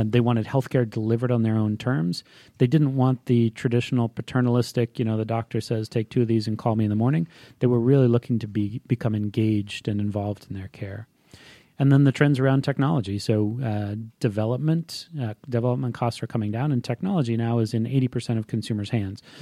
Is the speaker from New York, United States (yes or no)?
no; Hawaii, United States; moved away as an adult; now in Atlanta, United States; I was, uh, born and raised in Hawaii, um, and, uh, from the time I was about six months old until I left for college.